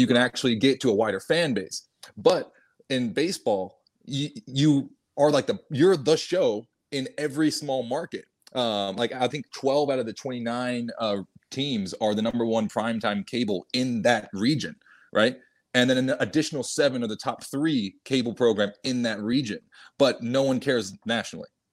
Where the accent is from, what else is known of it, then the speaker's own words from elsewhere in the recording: San Antonio, Texas, United States; I'm down here down south in San Antonio.